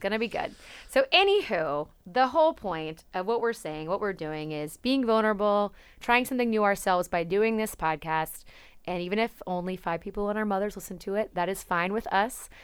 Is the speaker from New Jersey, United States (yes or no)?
no; Napa, California, United States; I'm from Napa, California. Um, and I grew up in a small town.